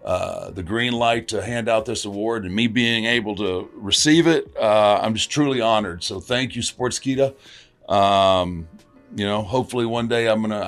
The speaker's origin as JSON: {"language": "English", "town": "Houston", "region": "Texas", "country": "United States", "tie": "born or raised there", "said": "I grew up in Houston, so we had Houston wrestling with Paul Bosch."}